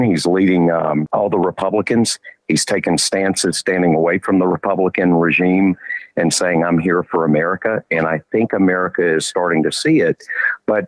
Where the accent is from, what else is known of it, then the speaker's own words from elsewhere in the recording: Georgia, United States; I grew up in Georgia.